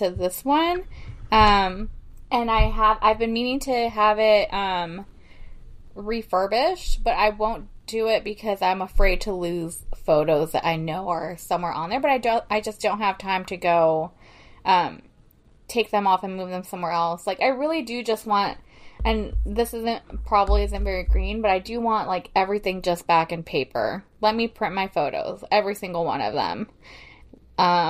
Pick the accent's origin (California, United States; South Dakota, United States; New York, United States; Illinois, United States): Illinois, United States; when I was growing up in Illinois